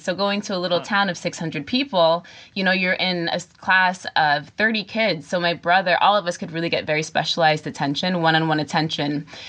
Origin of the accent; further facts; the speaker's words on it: Catskill Mountains, upstate New York, United States; moved away; also born or lived in Bronx, New York City; my parents are from the Bronx, and I say that because I grew up in the Catskill Mountains in upstate New York. And it's important to say that because I grew up in a very, very small town, in a town of 600 people. And we were the only family of color.